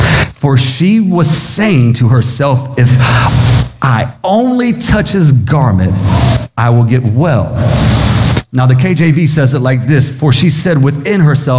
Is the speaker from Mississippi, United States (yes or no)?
yes; Biloxi, Mississippi, United States; born there; also born or lived in Valdosta, Georgia / Sumter, South Carolina; Now see, I can make fun of that because I was born in Biloxi, Mississippi. So I'm even allowed to say Mississippi. And then from there, I moved to Valdosta, Georgia. And then there, we moved to Sumter, South Carolina because my dad was in the Air Force